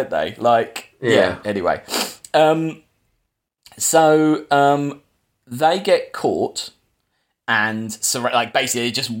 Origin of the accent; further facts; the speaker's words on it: England, United Kingdom; we're English.